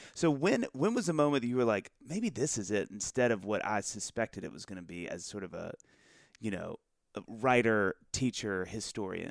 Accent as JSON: {"language": "English", "region": "the South", "country": "United States", "said": "we're both from the South"}